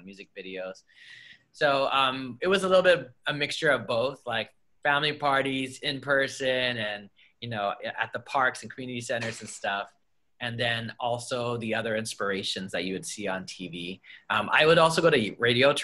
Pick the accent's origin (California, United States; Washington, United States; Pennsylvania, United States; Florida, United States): California, United States; Los Angeles; I grew up in Harbor City, which is like right in between Torrance, Wilmington, Carson, San Pedro